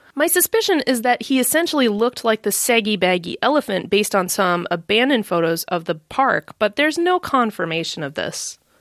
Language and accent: English; Midwest, United States; accent: American; given my accent, you can probably tell that I'm an American living in the Midwest